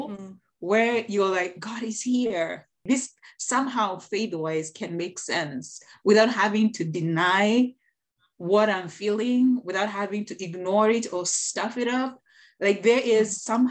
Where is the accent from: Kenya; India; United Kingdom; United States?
Kenya; I'm from the African culture, Kenyan culture to be specific. I am Kenyan.